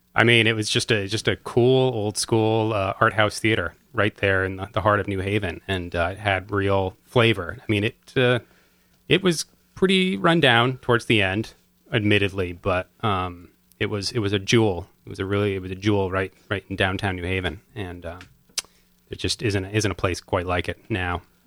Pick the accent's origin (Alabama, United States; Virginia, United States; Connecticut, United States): Connecticut, United States; Madison; I grew up in Madison